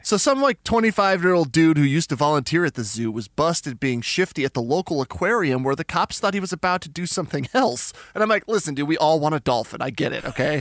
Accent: Albuquerque, New Mexico, United States; I'm from Albuquerque, New Mexico

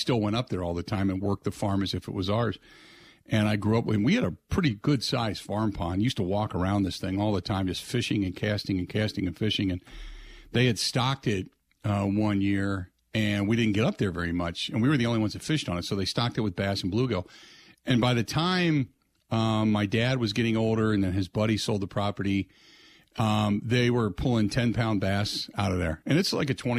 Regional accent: Cincinnati, Ohio, United States; I grew up during the week, we were in the city of Cincinnati

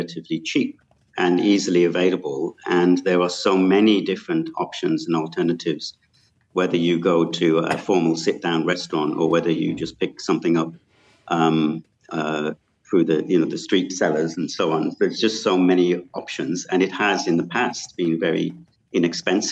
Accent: United Kingdom; moved away as an adult; now in Malaysia; I come from the United Kingdom

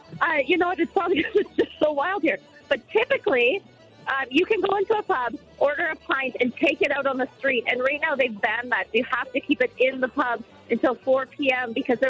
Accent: Canada; now in Ireland; I'm Canadian

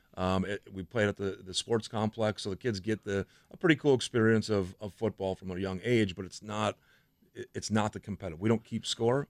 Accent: Franklin, United States; I grew up in Franklin

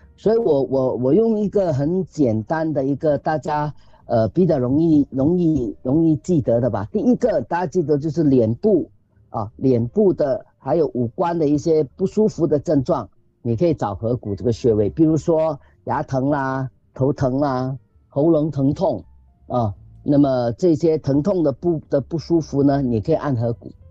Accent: Singapore; 我们新加坡人

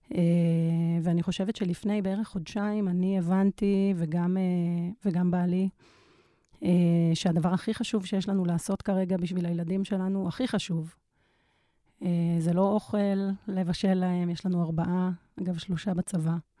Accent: Tel Aviv, Tel Aviv District, Israel; אני גם מתל אביב

